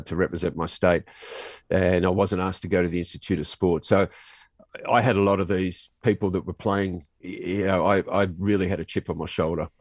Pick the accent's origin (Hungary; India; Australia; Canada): Australia; being Australian and being on the basketball team as well